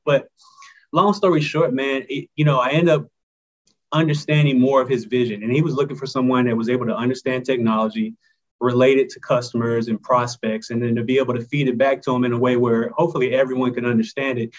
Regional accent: Greensboro, North Carolina, United States; I grew up in Greensboro, North Carolina, not too far

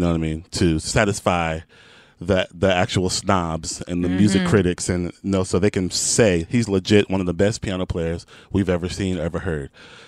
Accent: Houston, Texas, United States; I'm from Houston.

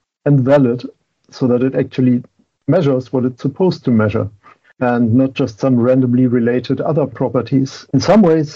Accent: Germany; English is a second language; moved away as an adult; now in Boston, United States

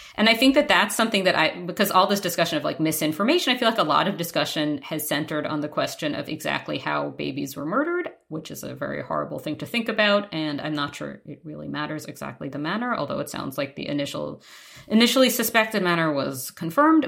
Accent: New York, United States; moved away; was in Manhattan, in New York, my hometown

